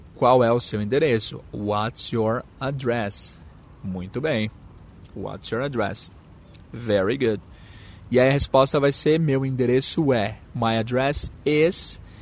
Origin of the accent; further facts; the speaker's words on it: São Paulo, Brazil; No meu caso, é São Paulo. Então, where are you from? I'm from São Paulo.